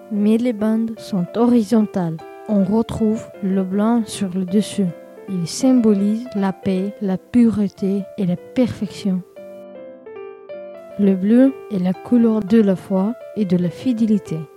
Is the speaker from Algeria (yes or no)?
no; Russia; je viens de Russie, même si je suis originaire d'Azerbaïdjan.